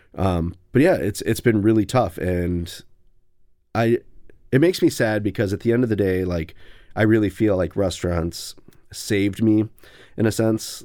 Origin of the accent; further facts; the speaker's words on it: New London, Wisconsin, United States; now in Madison, United States; I'm from Wisconsin. I'm from New London, Wisconsin